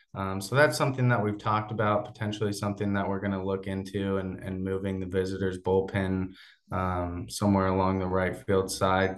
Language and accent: English; Portland, Oregon, United States; also born or lived in Corvallis, Oregon; I grew up in the Portland area, uh, about twenty minutes south of where our office and our stadium is